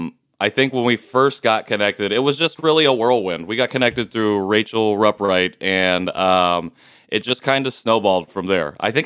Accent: Indiana, United States; also born or lived in Seoul, South Korea; I was born in 1990 in Seoul, adopted by an all-white family in Indiana, and I currently reside in Indianapolis.

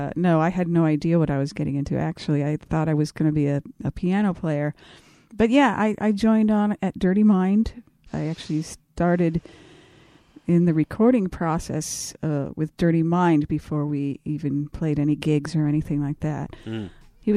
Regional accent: Hollywood, California, United States; growing up in Hollywood, where everybody was just a freak and androgynous and just totally cutting edge, going to Minneapolis, that was a rare breed out there.

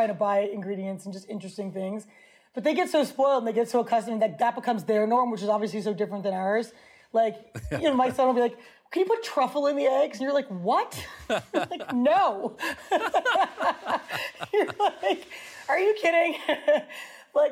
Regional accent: New York City, New York, United States; Growing up in New York

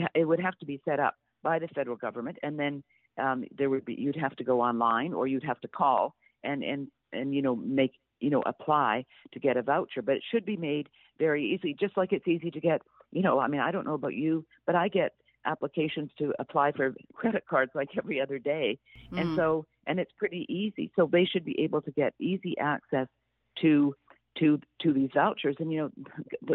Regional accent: Canada; I am Canadian. I grew up under single-payer

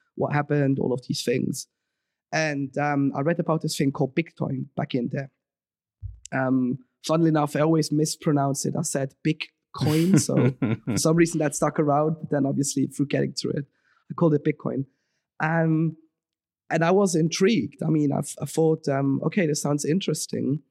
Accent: Switzerland; moved away as an adult; now in London, United Kingdom; I was born and raised in Switzerland

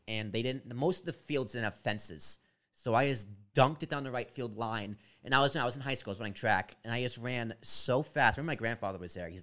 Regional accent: Massachusetts, United States; I was born in Massachusetts.

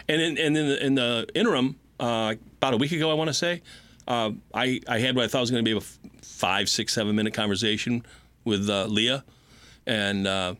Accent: Wyandotte, Michigan, United States; moved away; also born or lived in California / Texas / Ohio; I born and raised in Wyandotte, and I got Wyandotte in my blood.

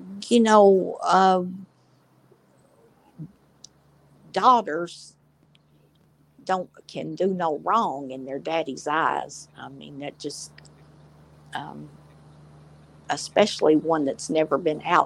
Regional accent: Smithville, Tennessee, United States; also born or lived in Nashville; I was born in Smithville

